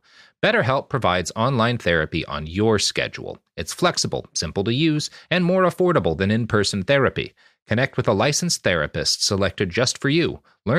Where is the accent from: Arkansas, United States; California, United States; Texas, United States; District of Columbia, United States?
Texas, United States; Boy, howdy, indeed. I am Texan.